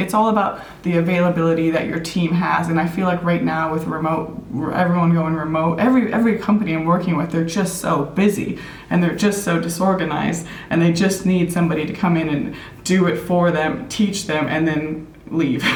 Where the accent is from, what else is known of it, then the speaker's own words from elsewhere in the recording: Minneapolis, Minnesota, United States; also born or lived in Thailand; now in New Zealand; I was born and raised in Minneapolis, Minnesota